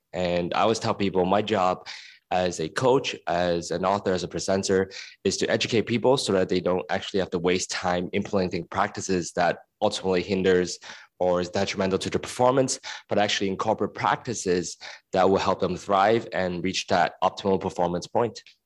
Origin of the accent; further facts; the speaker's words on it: Hong Kong; moved away; also born or lived in United States; I was born and raised in Hong Kong and I was in the States for ten years